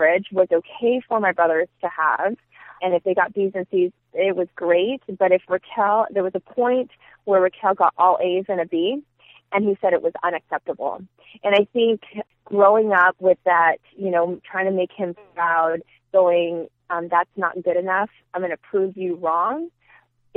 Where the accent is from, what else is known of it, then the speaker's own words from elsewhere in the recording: Union City, California, United States; moved away as an adult; now in Phoenix, United States; all I knew was Union City. I went to school there, preschool, elementary, middle school, high school